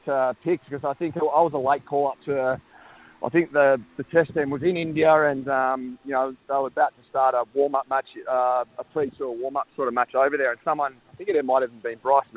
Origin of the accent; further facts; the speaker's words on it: Bairnsdale, Victoria, Australia; moved away as an adult; I was born and bred in Bensdale